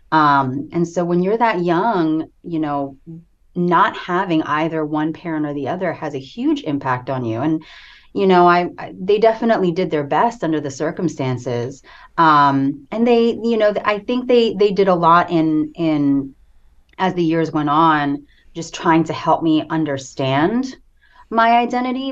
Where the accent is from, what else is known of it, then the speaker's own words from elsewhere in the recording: United States; also born or lived in Philippines; I immigrated to the States at the age of four.